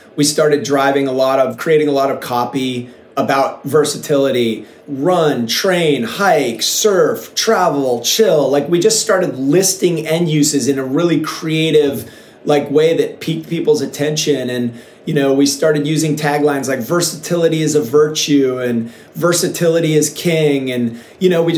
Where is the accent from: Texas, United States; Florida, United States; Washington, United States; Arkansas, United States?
Washington, United States; Seattle; moved away as an adult; now in Encinitas, United States; when I was a kid, I grew up in Seattle